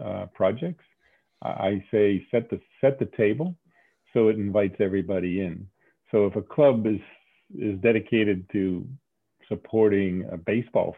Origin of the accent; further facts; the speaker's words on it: Saugus, Massachusetts, United States; moved away; also born or lived in Salem, Massachusetts; I was Saugus. Brought up in Saugus.